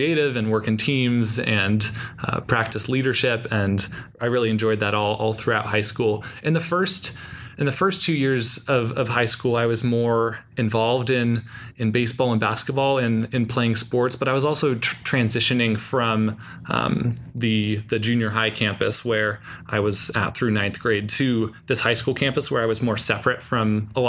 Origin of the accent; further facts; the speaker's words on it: Davis, California, United States; also born or lived in San Francisco, California; Then we moved to Davis, California, which is just about an hour and a half or 2 hours away from here, from Santa Clara. And that's where I went to school, where I grew up